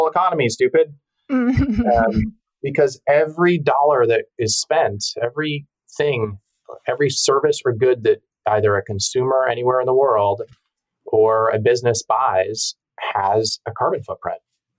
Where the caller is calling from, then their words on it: Larkspur, California, United States; I'm in the cottage in our backyard in Larkspur, California, about 8 miles from the Golden Gate Bridge.